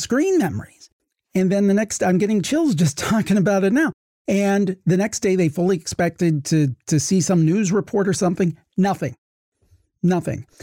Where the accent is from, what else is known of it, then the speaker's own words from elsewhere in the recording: Ohio, United States; I've born and raised in Ohio